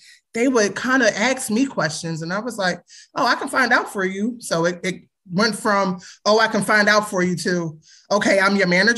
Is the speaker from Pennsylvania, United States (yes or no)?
yes; Philadelphia, Pennsylvania, United States; Growing up in Philly? Wow. I was born in the 80s.